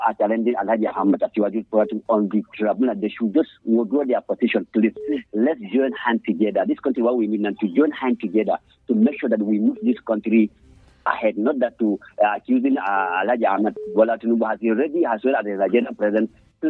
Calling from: Magama, Niger State, Nigeria; from Magama.

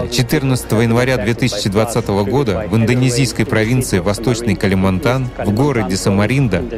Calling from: Mogilev, Mogilev Region, Belarus; из Могилева, Беларусь.

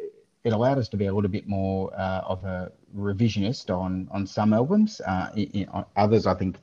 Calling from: Victoria, Australia; I'm dialing in from the People's Republic of Victoria, under lockdown once again

